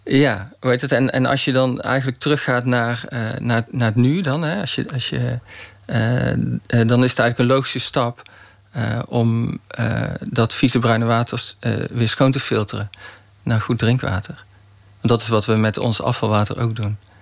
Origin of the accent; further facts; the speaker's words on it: Roosendaal, North Brabant, Netherlands; ik ben geboren in Roosendaal, in Brabant.